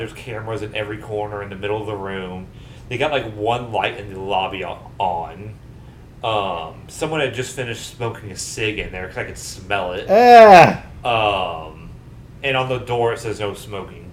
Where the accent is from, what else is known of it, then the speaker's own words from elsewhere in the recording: Indiana, United States; we're from Indiana